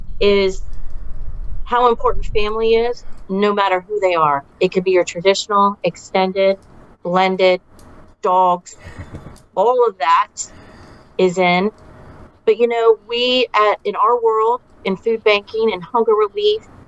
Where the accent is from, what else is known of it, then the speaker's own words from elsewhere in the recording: Odessa, Florida, United States; I grew up in the country out in Odessa